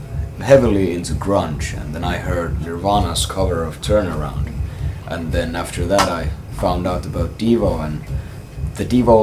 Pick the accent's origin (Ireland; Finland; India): Finland; the finest import from Finland.